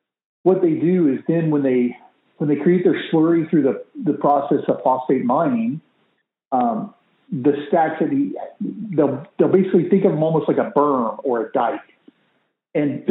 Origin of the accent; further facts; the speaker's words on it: Florida, United States; I grew up in Florida